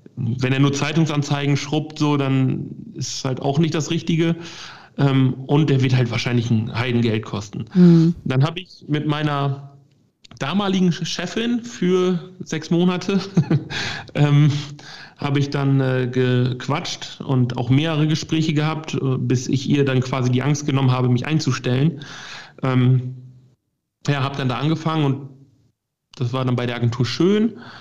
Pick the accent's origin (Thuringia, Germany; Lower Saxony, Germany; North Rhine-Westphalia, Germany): Lower Saxony, Germany; Lingen; moved away as an adult; also born or lived in Hamburg; bei uns in Lingen